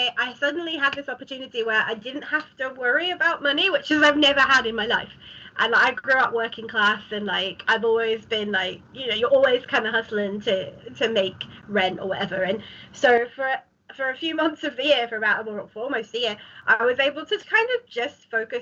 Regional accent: Ilford, London, United Kingdom; I didn't leave my hometown for like a year because like no one did really, did they? And so I just stayed in Ilford

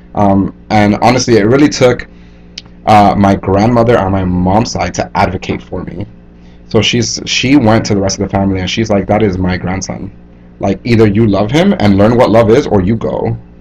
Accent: Hialeah, Florida, United States; moved away as an adult; also born or lived in New York / Santo Domingo, Dominican Republic; growing up in Miami, specifically Hialeah, Florida, which is a predominantly Cuban American community

